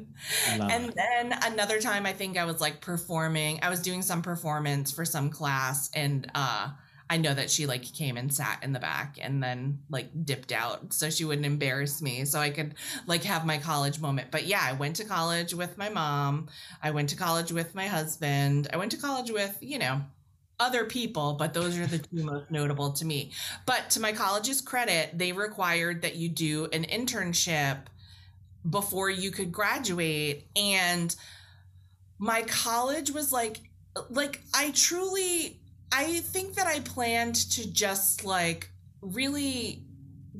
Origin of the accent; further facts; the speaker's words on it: Fitchburg, Massachusetts, United States; I went to this Fitchburg State College in Fitchburg, Massachusetts, in my hometown